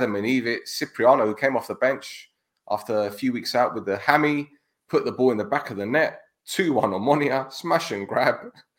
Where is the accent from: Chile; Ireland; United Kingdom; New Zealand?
United Kingdom; London; I'm from North London, man. We're multicultural.